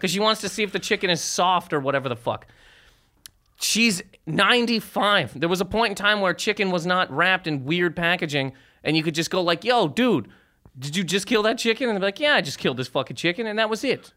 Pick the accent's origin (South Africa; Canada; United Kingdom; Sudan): Canada; moved away as an adult; now in United States; I'm from Sur Canada